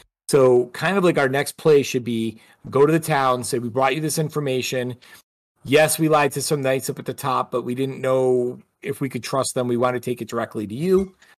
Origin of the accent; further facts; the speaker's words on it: Western New York, United States; I'm from Western New York.